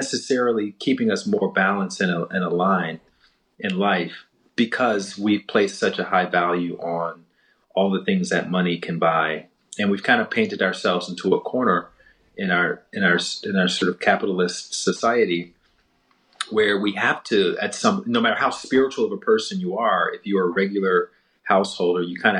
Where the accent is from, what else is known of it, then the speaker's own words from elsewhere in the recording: Southern United States, United States; Yeah, I grew up very much in the Bible Belt, going to church, and the stories of civil rights figures and the movement was very much a part of the day-to-day narrative